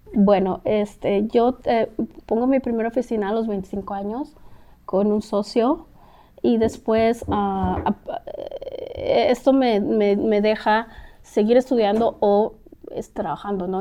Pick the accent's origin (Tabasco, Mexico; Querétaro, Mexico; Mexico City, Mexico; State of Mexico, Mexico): Mexico City, Mexico; moved away as an adult; now in Los Angeles, United States; soy mexicana de la capital, el DF